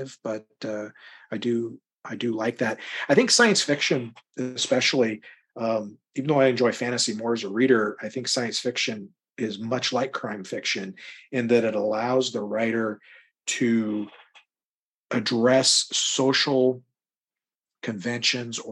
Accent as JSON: {"language": "English", "town": "Deer Park", "region": "Washington", "country": "United States", "tie": "born or raised there", "also_born_or_lived": "Spokane, Washington", "said": "it's not a huge town. I mean, it's not tiny. And I actually grew up in Deer Park, about 20 minutes north"}